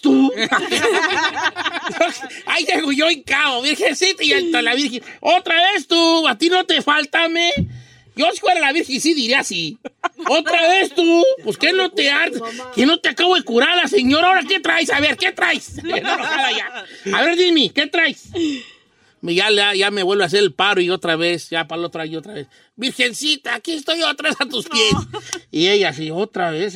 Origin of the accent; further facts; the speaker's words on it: Guadalajara, Jalisco, Mexico; yo soy de Guadalajara